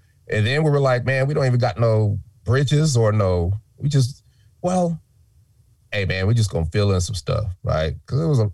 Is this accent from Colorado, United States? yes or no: yes; Denver, Colorado, United States; moved away; we're from Denver